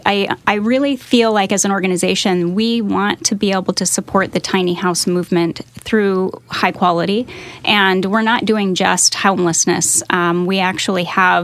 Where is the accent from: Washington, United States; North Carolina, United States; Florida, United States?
Washington, United States; Seattle; moved away as an adult; also born or lived in Oregon / California; So I grew up in the Northwest, and I'm a Seattle girl, and lived in Oregon for a long time.